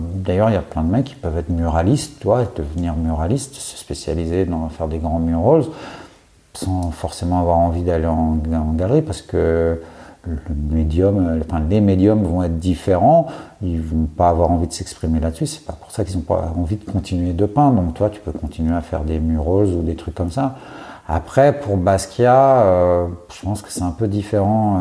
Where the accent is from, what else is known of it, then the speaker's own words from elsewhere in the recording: Courbevoie, Île-de-France, France; sur la partie courbevoie de la, de, la défense, euh, puisque c'est là où j'ai grandi.